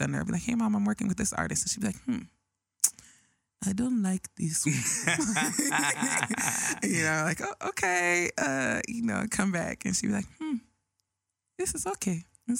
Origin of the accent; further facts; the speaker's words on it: Nigeria; moved away; I'm Nigerian